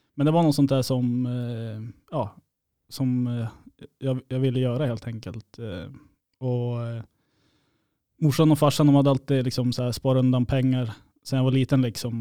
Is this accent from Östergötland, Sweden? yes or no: no; Uppsala, Uppsala County, Sweden; moved away as an adult; now in Kiruna, Sweden; jag är från Uppsala i grund och botten, men eh, min mamma är från Kiruna